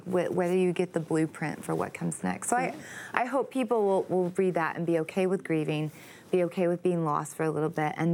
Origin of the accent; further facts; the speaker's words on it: Texas, United States; I'm from Texas